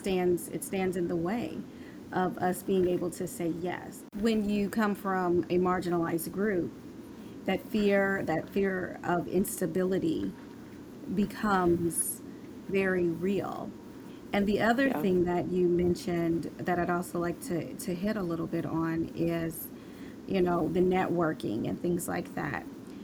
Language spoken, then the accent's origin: English; Omaha, Nebraska, United States; I came from Omaha, Nebraska.